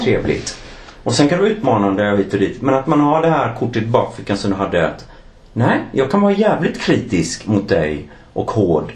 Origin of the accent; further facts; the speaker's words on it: Gothenburg, Västra Götaland, Sweden; now in Stockholm, Sweden; jag är från Göteborg